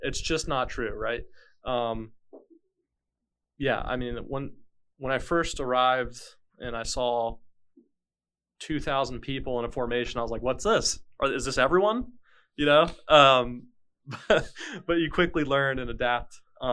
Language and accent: English; Tampa, Florida, United States; moved away as an adult; now in Wilmington, United States; originally from Florida, okay. Grew up in the Tampa Bay area